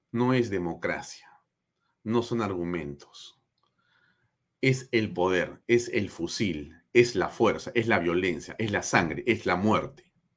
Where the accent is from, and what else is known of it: Peru